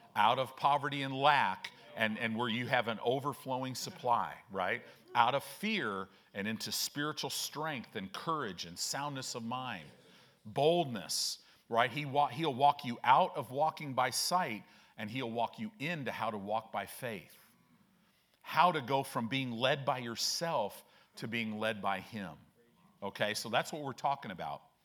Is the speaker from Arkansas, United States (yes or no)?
no; Chicago, Illinois, United States; also born or lived in Southern California; now in Omaha, United States; I grew up in Chicago